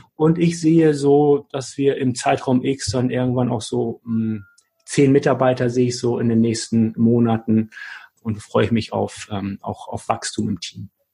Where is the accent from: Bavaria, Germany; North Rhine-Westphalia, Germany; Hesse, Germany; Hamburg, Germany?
Hamburg, Germany; als Hamburger Jung